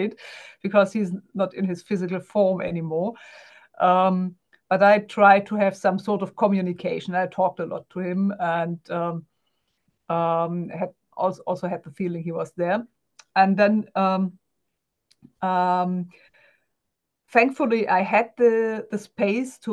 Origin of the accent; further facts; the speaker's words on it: Germany; English is a second language; I'm German, guys, so bear with me. English is not my native language.